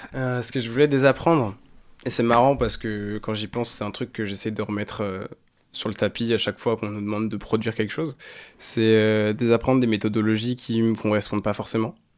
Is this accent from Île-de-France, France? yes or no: no; Saint-Père-Marc-en-Poulet, Brittany, France; also born or lived in Saint-Malo; J'ai grandi à Saint-Père-Marc-en-Poulet. C'est pas Saint-Malo, c'est à 8 minutes en voiture de Saint-Malo